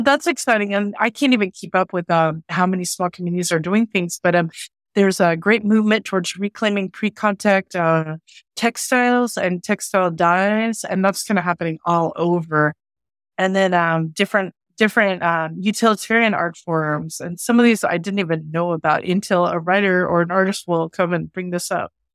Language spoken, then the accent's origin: English; Oklahoma, United States; also born or lived in Santa Fe; growing up in Oklahoma